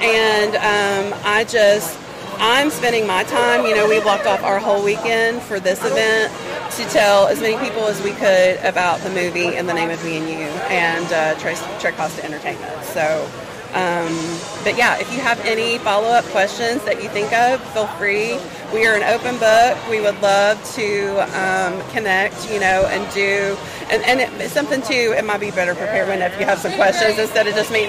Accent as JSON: {"language": "English", "region": "the South", "country": "United States", "accent": "Southern", "said": "They love my sweet Southern accent, but I'm a hard worker, right?"}